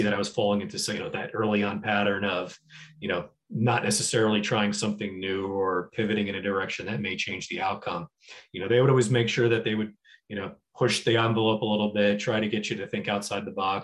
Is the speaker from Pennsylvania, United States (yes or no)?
no; New Jersey, United States; moved away as an adult; also born or lived in Chicago; I'm a kid from New Jersey originally